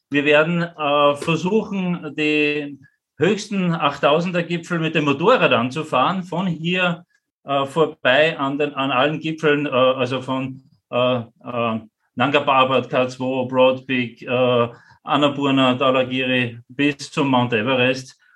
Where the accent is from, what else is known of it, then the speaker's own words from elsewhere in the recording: Austria; Als Österreicher ist es natürlich eine Buch.